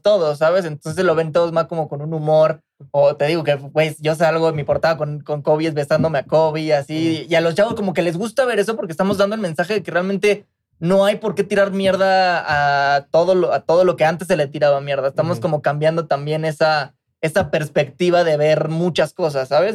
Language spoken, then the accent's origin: Spanish; Mexico; escuchas el trap que nosotros estamos haciendo y escuchas el trap boricua, se escucha completamente la esencia mexicana